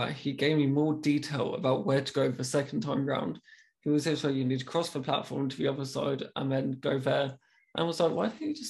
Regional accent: United Kingdom; being very British, I was like, I'm so, so sorry.

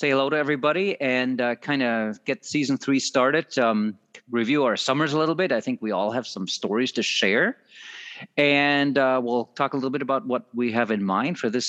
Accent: Germany; English is a second language; moved away as an adult; also born or lived in Southeastern Minnesota; now in Minnesota, United States; I am from Germany, and it's almost, I'm now here 20 years

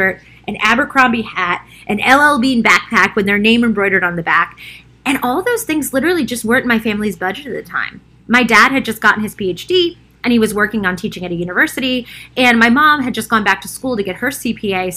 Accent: Baltimore, Maryland, United States; I grew up in Baltimore in a working class part of the city, and then we moved to a super like white collar neighborhood when I was in fifth grade

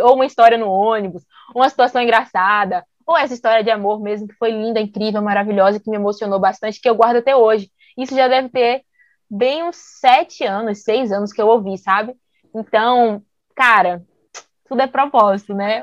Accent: Bahia, Brazil; a gente é baiana

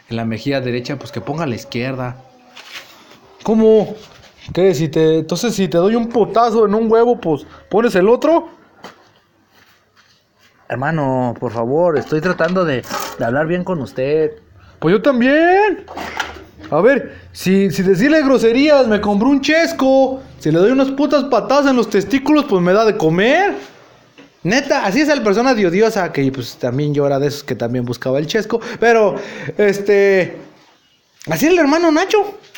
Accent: Mexico; pero pues también admitamos los mexicanos cuando vamos a otro país también somos un desmadre

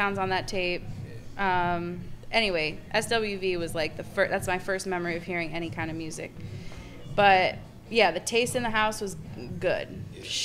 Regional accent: Ann Arbor, Michigan, United States; also born or lived in Boston, Massachusetts; now in New York, United States; I grew up in Ann Arbor, Michigan

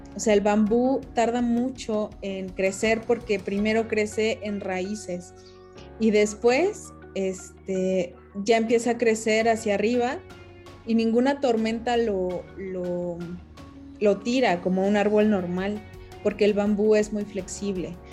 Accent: Mexico City, Mexico; yo nací en la Ciudad de México

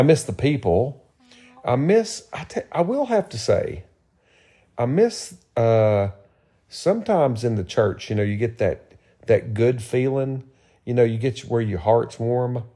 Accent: Tennessee, United States; moved away; I'm from Tennessee

